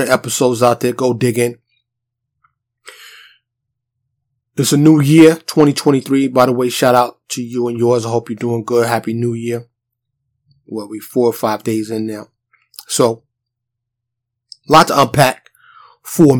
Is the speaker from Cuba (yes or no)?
no; New York City, New York, United States; moved away as an adult; also born or lived in Harlem / Bronx; now in Dallas, United States; I'm from New York City. Born and raised. But I live in a suburb of Dallas now.